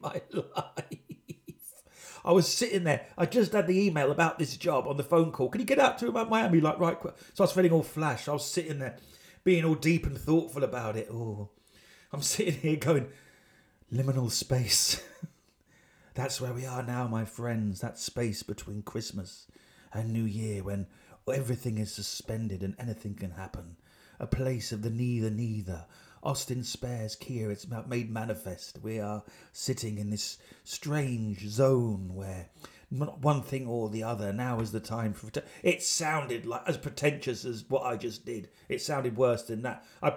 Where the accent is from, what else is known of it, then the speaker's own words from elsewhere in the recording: United Kingdom; I'm British